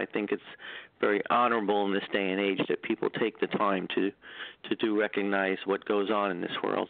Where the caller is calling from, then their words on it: New York, United States; Hi, good evening. … from New York.